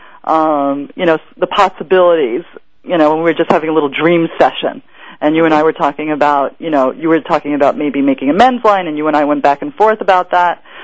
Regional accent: Long Island, New York, United States; also born or lived in Queens; as a kid growing up in Long Island

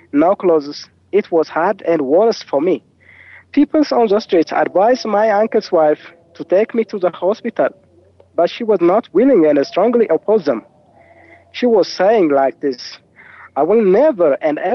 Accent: Wollo, Amhara, Ethiopia; I was born in Wollo. It's a countryside which is found in the northern part of Ethiopia.

